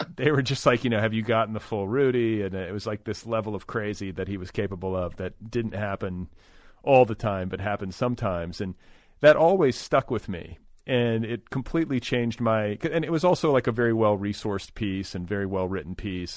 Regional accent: Indiana, United States; I grew up in Indiana, not terribly far from where you did

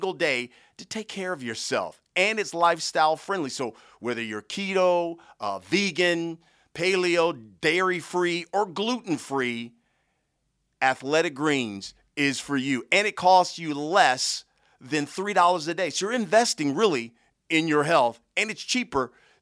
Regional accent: Columbus, Ohio, United States; I'm originally from Ohio as well, from Columbus

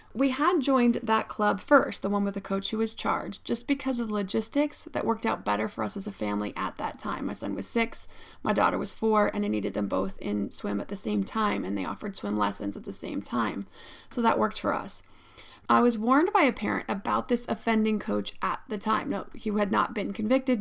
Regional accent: State College, Pennsylvania, United States; I grew up in State College, Pennsylvania.

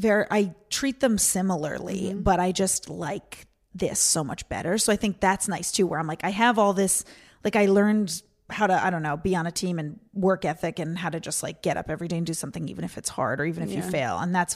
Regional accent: Seekonk, Massachusetts, United States; moved away as an adult; now in Los Angeles, United States; I'm from Seekonk, Massachusetts.

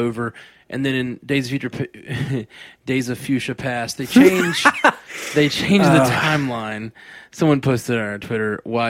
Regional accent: Australia; I'm an Aussie, so I've already seen it.

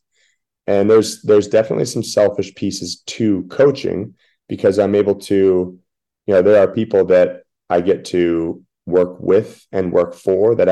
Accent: Washington, United States; moved away; I grew up in Washington State

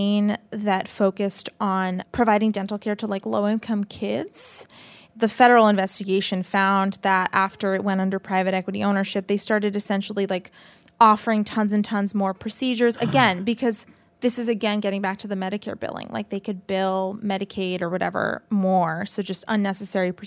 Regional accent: Boston, Massachusetts, United States; I'm from Boston

